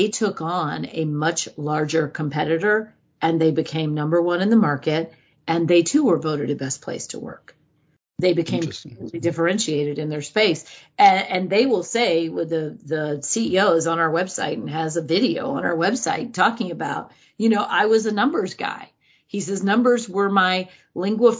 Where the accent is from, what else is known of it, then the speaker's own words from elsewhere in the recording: United States; as an American